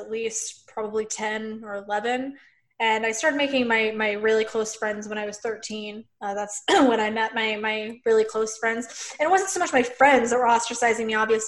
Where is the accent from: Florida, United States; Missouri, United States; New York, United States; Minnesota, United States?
Missouri, United States; Lebanon; I grew up in Missouri, like in a very small town